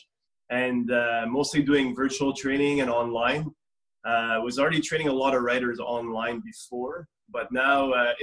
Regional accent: Montreal, Quebec, Canada; I'm originally out of Montreal

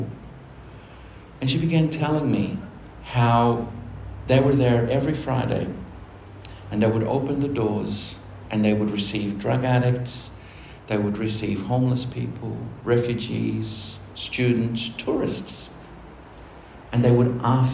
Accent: Argentina; now in Australia; I'm from Argentina. I'm from a country where we never had

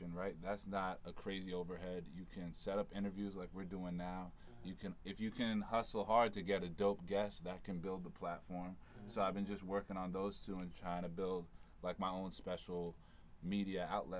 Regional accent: New York City, New York, United States; I'm from Harlem

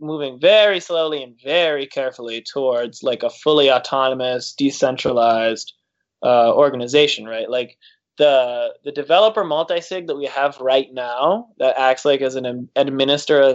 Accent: Detroit, Michigan, United States; moved away; I'm originally from Detroit

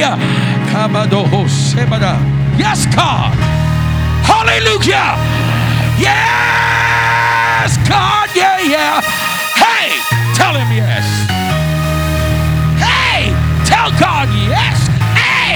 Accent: Bahamas; I'm from the Bahamas, but I'm from the old school.

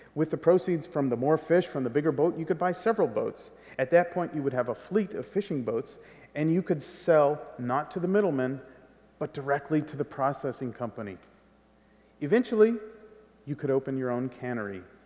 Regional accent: California, United States; I'm half Guatemalan and I grew up in California

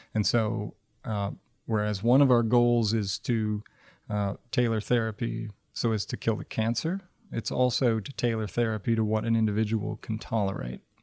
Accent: Michigan, United States; moved away as an adult; I grew up in Michigan and spent a lot of time outdoors as a kid

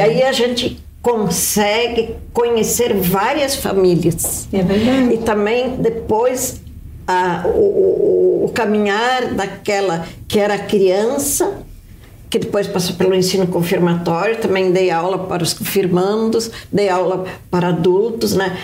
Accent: Horizontina, Rio Grande do Sul, Brazil; now in Curitiba, Brazil; Eu sou de Curitiba, sou natural do Rio Grande do Sul, né, de Horizontina, é mas em Curitiba há muitos anos

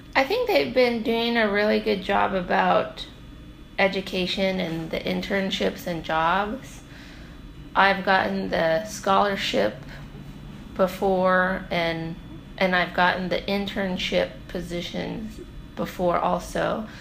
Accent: North Pole, Alaska, United States; I'm from North Pole, but my family is from Deering

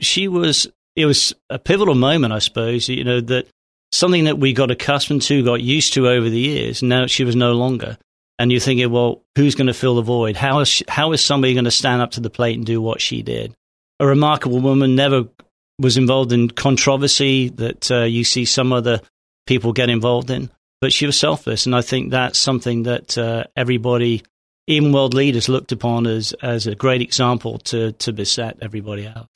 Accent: England, United Kingdom; moved away as an adult; also born or lived in Hampshire / Singapore / East Texas; now in Texas, United States; I'm from England originally. I was, uh, born in Hampshire, uh, f, uh, father's Navy

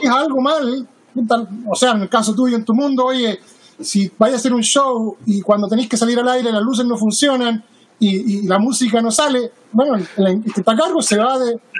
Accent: Chile; now in Seattle, United States; Yo soy chileno

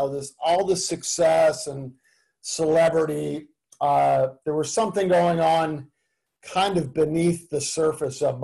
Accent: Canada; moved away as an adult; also born or lived in Tulsa, Oklahoma; now in United States; I grew up in Canada. I'm a Canadian

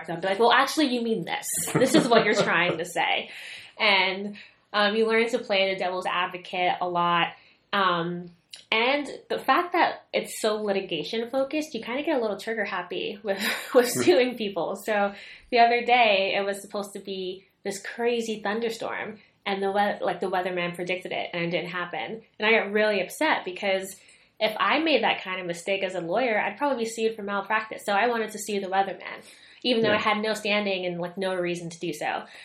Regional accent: New York City, New York, United States; moved away as an adult; now in Philadelphia, United States; I grew up in the Bronx, about a 15-20 minute walk from Yankee Stadium

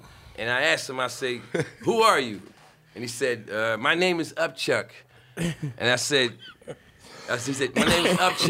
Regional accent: New York City, New York, United States; I'm from Brooklyn too.

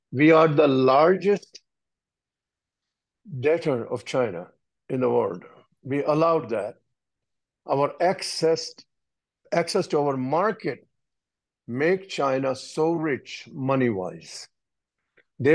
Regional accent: India; I'm an Indian

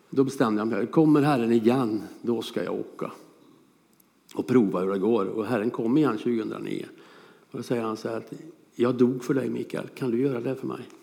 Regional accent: Hönsa, Ramsberg parish, Örebro County, Sweden; also born or lived in Same, Tanzania / Lebanon; Vi bodde i Hönsa.

